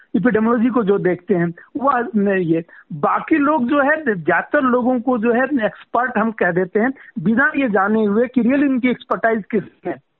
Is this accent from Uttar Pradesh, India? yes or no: yes; Uttar Pradesh, India; मैं यूपी से बिलोंग करता हूँ